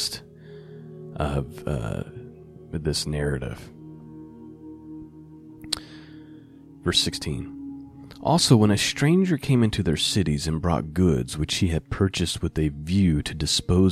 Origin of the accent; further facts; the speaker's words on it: Indiana, United States; my home state